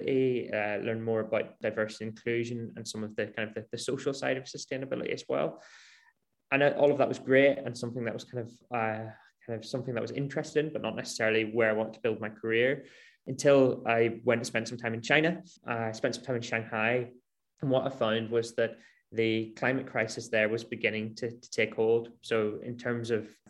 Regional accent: Northern Ireland, United Kingdom; I grew up in Northern Ireland in kind of a rural area.

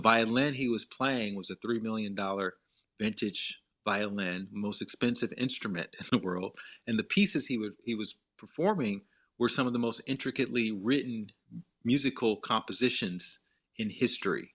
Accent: Montgomery, Alabama, United States; moved away; I had, you know, a very good childhood growing up in Montgomery.

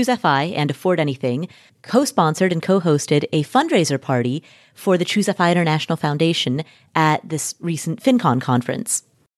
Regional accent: Kathmandu, Bagmati, Nepal; As many of you know, I am from Nepal. I was born in Kathmandu, Nepal. Both of my parents are Nepalese

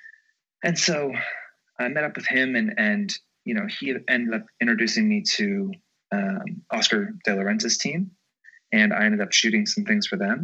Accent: Georgia, United States; now in New York City, United States; I'm from Georgia

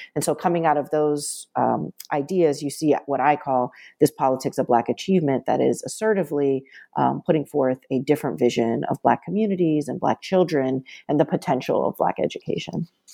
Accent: suburban Maryland, United States; also born or lived in Washington, D.C.; I was born in Washington, D C, and my family moved to suburban Maryland when I was in elementary school

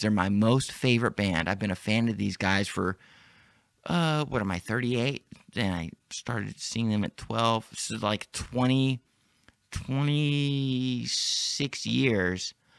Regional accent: Dallas, Texas, United States; in my hometown

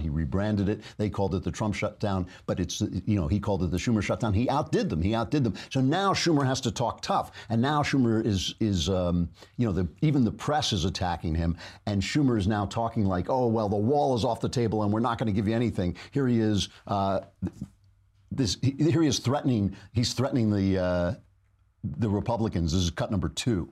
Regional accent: New York, United States; as a New Yorker

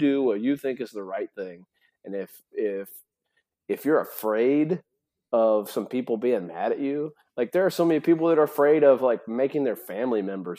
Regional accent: Tennessee, United States; because believe it or not, growing up in Tennessee, that happens at some family gathering, some extended family.

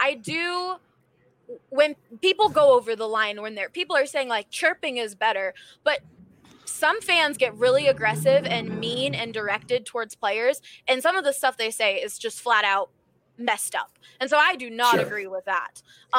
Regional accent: Philadelphia, Pennsylvania, United States; Okay, so obviously I'm from Philadelphia, grew up there.

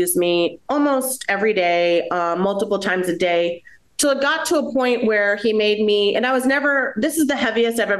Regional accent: United States; I'm a first generation American. I'm Colombian by my mother, and I am American by my father

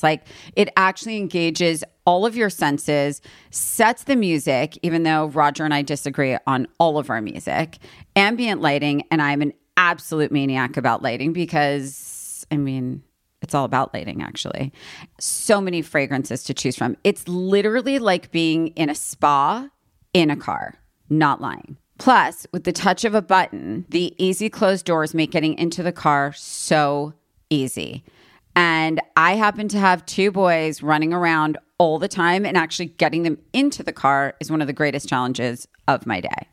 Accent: East Coast, United States; moved away as an adult; also born or lived in New York; now in Los Angeles, United States; I'm from East Coast and always wanted to live here

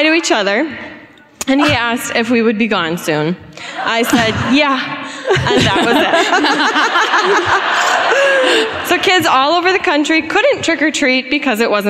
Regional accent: Wauwatosa, Wisconsin, United States; From Milwaukee, from Wauwatosa

